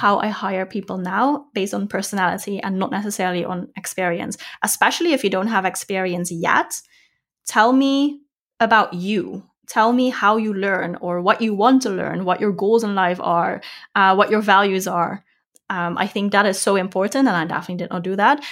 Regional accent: Netherlands; moved away as an adult; also born or lived in Australia / Thailand / Vietnam / Bali; now in Germany; I'm from the Netherlands

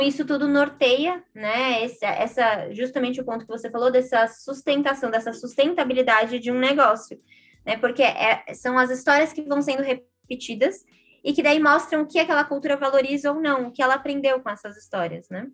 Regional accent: Brazil; a, gente, como brasileiros, brasileiras, compartilha de uma cultura do país

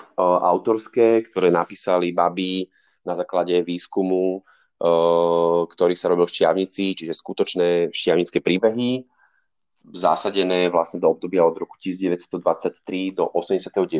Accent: Bratislava, Bratislava Region, Slovakia; aj keď som z Bratislavy, tak som vlastne do 14 bol každý víkend na chalupe

